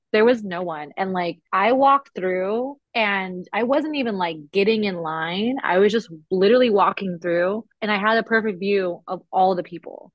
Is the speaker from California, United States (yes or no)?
yes; California, United States